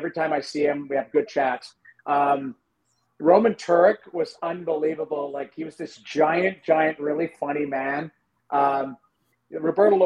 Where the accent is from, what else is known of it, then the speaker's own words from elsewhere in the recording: St. Albert, Alberta, Canada; moved away; I grew up in St. Albert. I lived on Butterfield